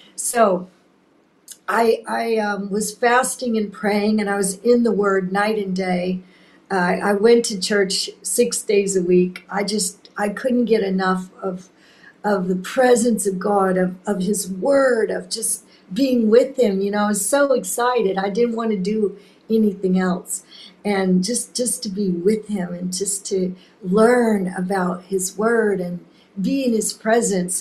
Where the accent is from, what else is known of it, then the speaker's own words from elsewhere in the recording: Laguna Beach, California, United States; now in Mozambique; I grew up in Laguna